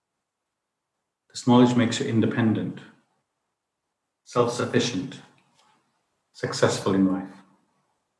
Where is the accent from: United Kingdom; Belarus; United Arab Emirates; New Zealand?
United Kingdom; I was brought up in UK